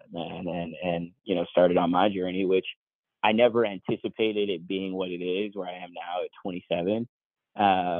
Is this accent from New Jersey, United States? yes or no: yes; Newark, New Jersey, United States; I grew up in New Jersey, Newark, New Jersey, about 45 minutes and 30 minutes from New York City on the train.